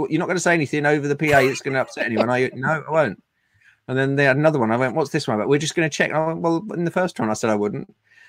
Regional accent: Woodford Green, London, United Kingdom; also born or lived in Cambridgeshire; I'm not an indigenous Londoner. I was born in Cambridgeshire, and we moved when I was six. We moved to Woodford Green

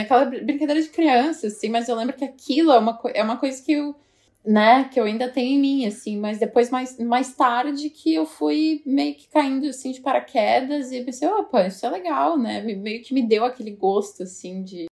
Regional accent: Nova Petrópolis, Rio Grande do Sul, Brazil; moved away as an adult; now in New York, United States; eu sou de Nova Petrópolis, que é uma cidadezinha em, em, no Rio Grande do Sul, ali pertinho de Gramado, Canela

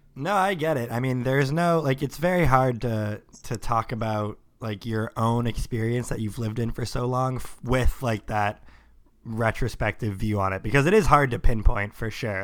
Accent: Sammamish, Washington, United States; I grew up in Sammamish

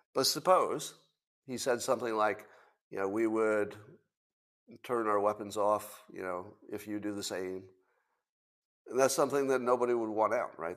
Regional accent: United States; I'm an American

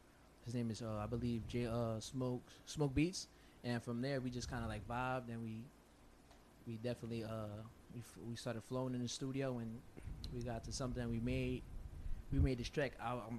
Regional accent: Philadelphia, Pennsylvania, United States; I'm from Philly. My parents Dominican, so I'm Dominican. Obviously, I'm American because I was born here in Philadelphia.

